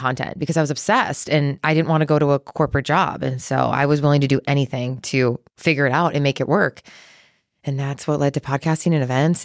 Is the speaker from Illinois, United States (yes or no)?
yes; Chicago, Illinois, United States; now in Texas, United States; I grew up in Chicago in the Midwest